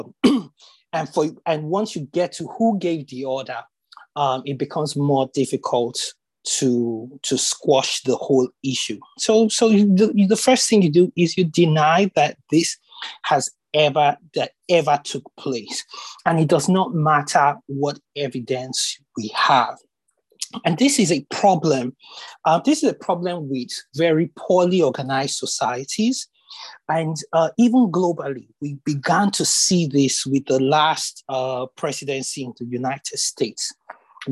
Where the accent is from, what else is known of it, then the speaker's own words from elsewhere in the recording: Nigeria; we're African, we're Nigerian, we tend to have large families.